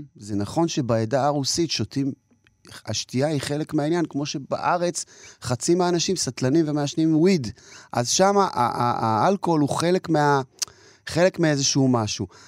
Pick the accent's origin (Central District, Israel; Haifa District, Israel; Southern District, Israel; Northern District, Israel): Haifa District, Israel; Kiryat Ata; also born or lived in Jerusalem, Israel; ונולדתי בירושלים לעולים חדשים מברית המועצות. אחר כך כבר עברו לקריית אתא